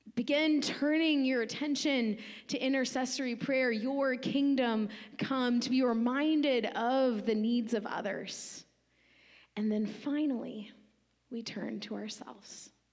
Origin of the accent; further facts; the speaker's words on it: United States; us just specifically as American Western Christians